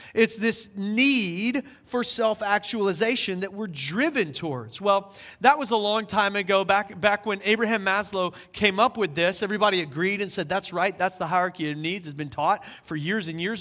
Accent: South Carolina, United States; now in Asheville, United States; We learned it in high school when I was growing up in South Carolina.

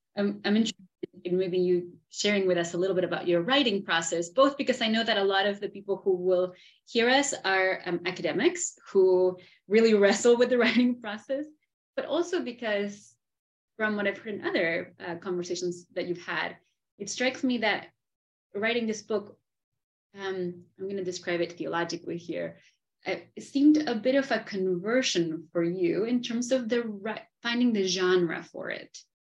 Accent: Argentina; I am from Argentina

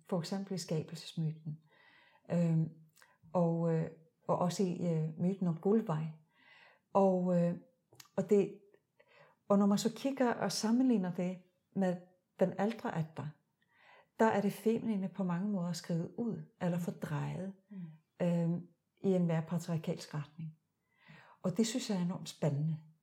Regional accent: Iceland; now in Denmark; jeg er født og opvokset i Island.

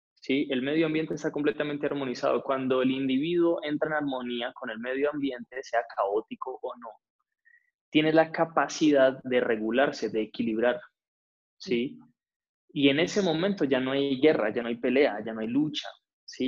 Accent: Cali, Valle del Cauca, Colombia; now in Bogotá, Colombia; nací en Cali

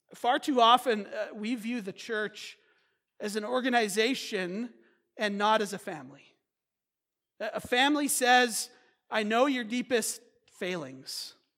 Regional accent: United States; as American Christians

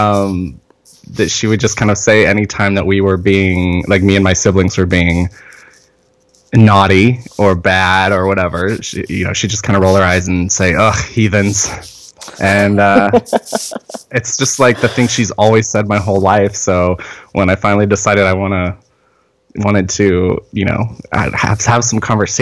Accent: North Carolina, United States; now in San Diego, United States; 'Cause I'm from North Carolina. That's where I was born and raised.

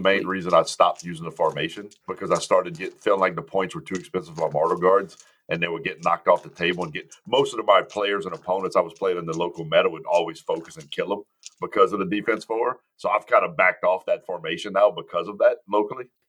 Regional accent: Cajun, Louisiana, United States; I'm a Cajun.

